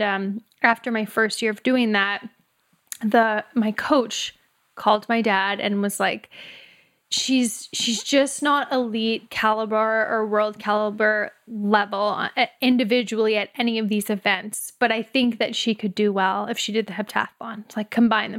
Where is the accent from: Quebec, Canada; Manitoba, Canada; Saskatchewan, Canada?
Saskatchewan, Canada; Humboldt; now in San Francisco Bay Area, United States; I grew up in Humboldt, Saskatchewan, Canada, so it's five thousand people, very small